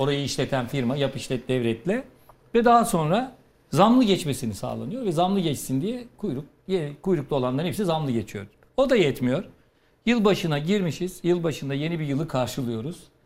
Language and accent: Turkish; Ardahan, Turkey; moved away; Ardahan'a memleketime